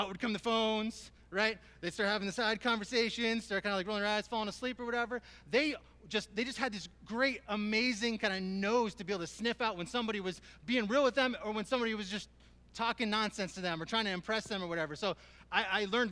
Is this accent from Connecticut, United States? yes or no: yes; South Windsor, Connecticut, United States; moved away; I grew up in South Windsor.